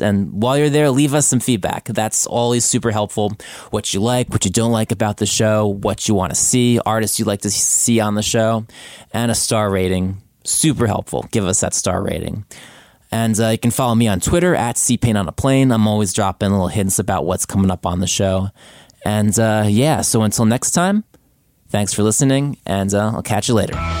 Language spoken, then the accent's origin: English; New Jersey, United States; moved away as an adult; now in Brooklyn, United States; I live in Brooklyn. I grew up in New Jersey